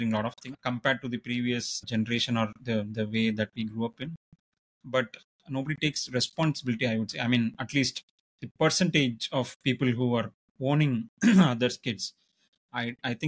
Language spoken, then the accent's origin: English; Madurai, Tamil Nadu, India; I grew up in Gandhi Museum campus in Madurai